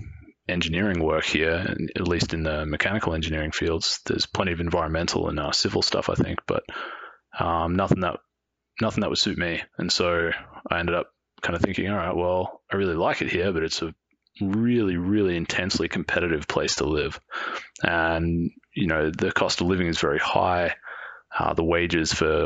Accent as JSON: {"language": "English", "town": "Melbourne", "region": "Victoria", "country": "Australia", "tie": "born or raised there", "moved": "as an adult", "lives_now": "Whistler, Canada", "said": "I grew up in Melbourne in Australia"}